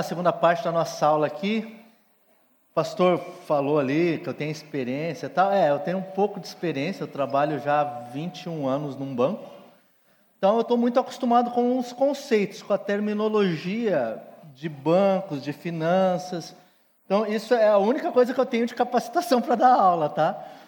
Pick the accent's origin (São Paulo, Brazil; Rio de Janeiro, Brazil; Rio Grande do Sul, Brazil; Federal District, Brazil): Rio Grande do Sul, Brazil; Sou gaúcho